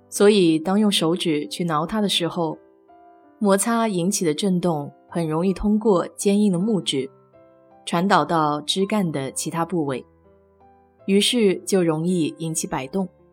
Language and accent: Chinese; Nanjing, Jiangsu, China; moved away as an adult; now in Houston, United States; 小时候在南大的校园里见过